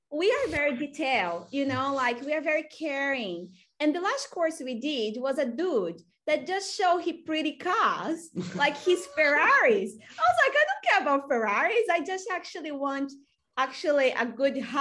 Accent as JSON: {"language": "English", "country": "Brazil", "second_language": "English", "moved": "as an adult", "lives_now": "Australia", "said": "I'm from Brazil, and in Brazil you are learning that you need to go to the best university"}